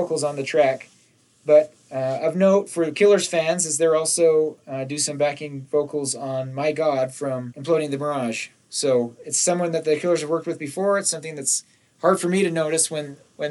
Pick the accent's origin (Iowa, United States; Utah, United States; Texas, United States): Utah, United States; Nephi; when I was growing up in Nephi